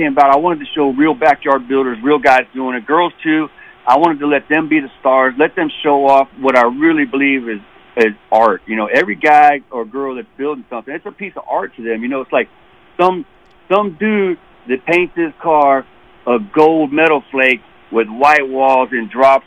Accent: Prince George's County, Maryland, United States; moved away as an adult; also born or lived in West Virginia (family); P.G. County, that's where I was born and raised

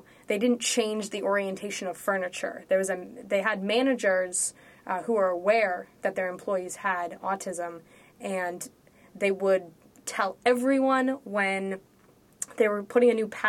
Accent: Los Angeles, California, United States; I'm from Los Angeles

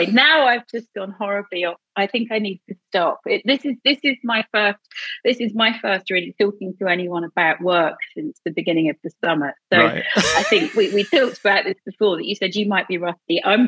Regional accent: Edinburgh, Scotland, United Kingdom; It's my hometown. I don't have the accent, but I grew up there. I was there from, you know, I was born there. I was educated there.

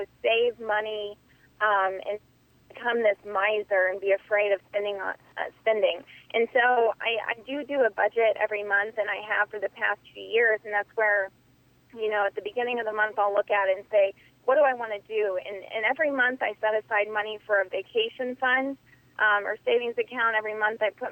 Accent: Indiana, United States; I grew up in Indiana. I grew up on a cattle farm.

